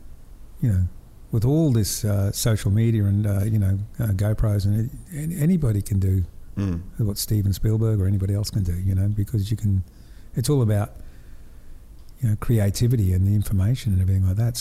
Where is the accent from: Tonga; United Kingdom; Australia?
Australia; Cairns, Queensland; I was born in Cairns